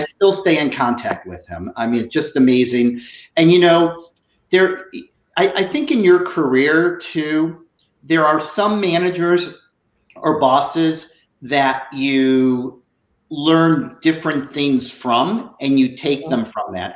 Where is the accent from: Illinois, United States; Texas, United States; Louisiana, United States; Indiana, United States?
Illinois, United States; Chicago; moved away as an adult; also born or lived in Iowa; now in South Florida, United States; I'm originally from Chicago.